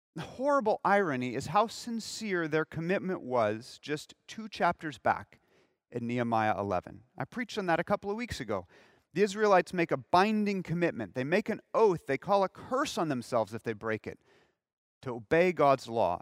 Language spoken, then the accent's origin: English; Southern California, United States; moved away; I'm from Southern California